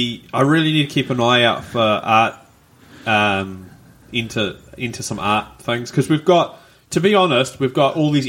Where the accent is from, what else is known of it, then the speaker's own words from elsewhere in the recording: Rotorua, Bay of Plenty, New Zealand; moved away; I'm from Rotorua, originally